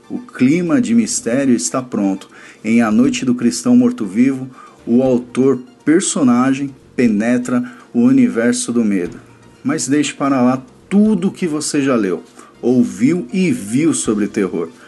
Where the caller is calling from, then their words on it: São Paulo, Brazil; Aqui quem fala é … sou aqui de São Paulo, um grande ouvinte de todo o conteúdo do portal BTcast.